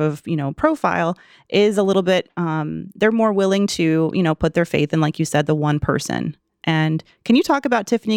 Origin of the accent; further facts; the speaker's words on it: the South, United States; I'm from the South